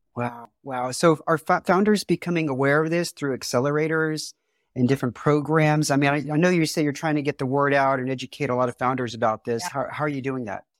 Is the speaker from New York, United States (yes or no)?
no; Houston, Texas, United States; I'm from Houston